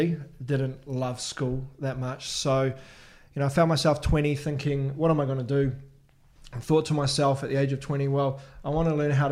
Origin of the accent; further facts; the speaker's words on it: Wellington, New Zealand; I grew up in Wellington in New Zealand